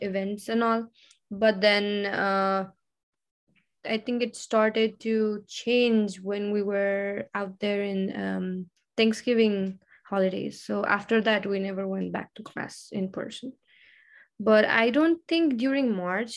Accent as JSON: {"language": "English", "country": "Nepal", "moved": "yes", "lives_now": "Texas, United States", "said": "I'm from Nepal"}